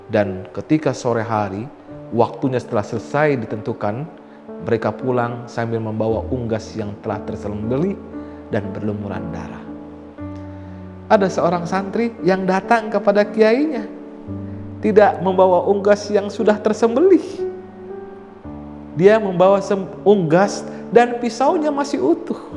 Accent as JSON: {"language": "Indonesian", "region": "West Java", "country": "Indonesia", "said": "Saya orang Sunda."}